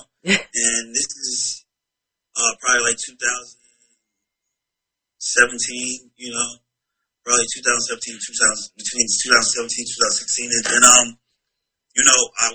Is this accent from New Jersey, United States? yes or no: yes; New Jersey, United States; moved away as an adult; also born or lived in Atlanta, Georgia; I'm from New Jersey